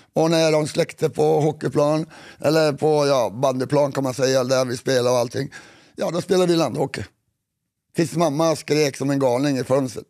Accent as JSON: {"language": "Swedish", "area": "Kiruna area", "region": "Norrbotten County", "country": "Sweden", "said": "var vi kommer ifrån, lite norr om"}